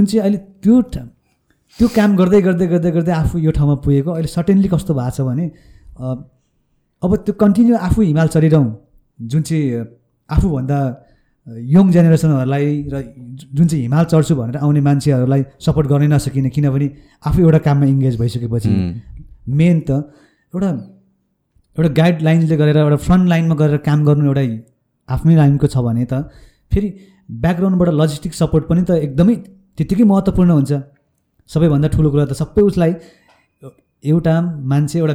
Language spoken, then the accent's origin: Nepali; Lelep, Koshi Province, Nepal; moved away; म ताप्लेजुङको लेलेप भन्ने गाउँमा